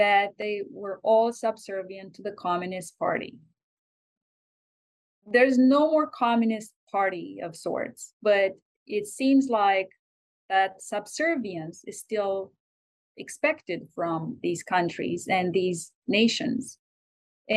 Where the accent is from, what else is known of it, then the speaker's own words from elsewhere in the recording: Romania; moved away as an adult; now in United States; I am an American citizen, but I was born in Romania and I lived there until the age of 26.